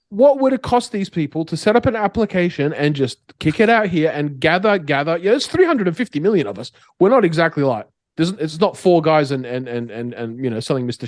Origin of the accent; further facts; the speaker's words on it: Australia; now in Middle East; I'm Australian